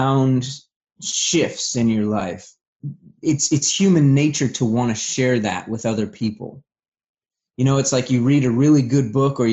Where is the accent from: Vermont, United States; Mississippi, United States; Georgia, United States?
Vermont, United States; I'm originally from Vermont. I had a pretty rough childhood.